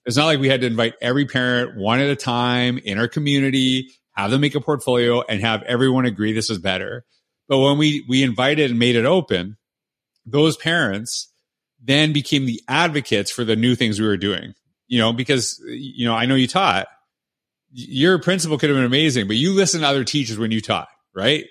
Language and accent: English; Canada; moved away as an adult; now in United States; I'm from Canada